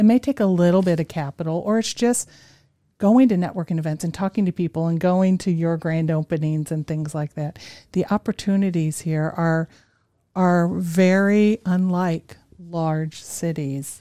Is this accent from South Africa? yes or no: no; Chicago, Illinois, United States; moved away as an adult; also born or lived in New York City; now in Boise, United States; I grew up in the Chicago area